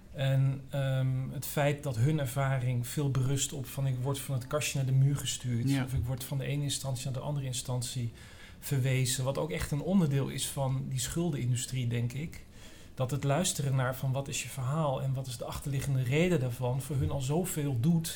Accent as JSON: {"language": "Dutch", "town": "Amsterdam", "region": "North Holland", "country": "Netherlands", "said": "ik kom uit Amsterdam Noord"}